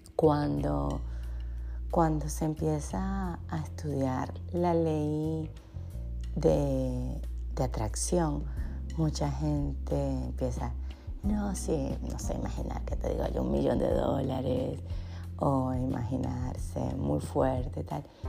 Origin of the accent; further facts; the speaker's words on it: Punto Fijo, Falcón, Venezuela; punto fijo, que es donde yo nací en Venezuela